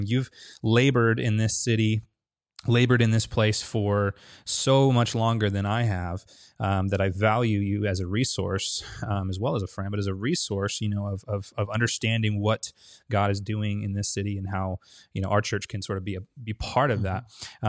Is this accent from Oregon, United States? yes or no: yes; Medford, Oregon, United States; Because I'm sort of this new guy, you know, don't know the culture. I'm from Medford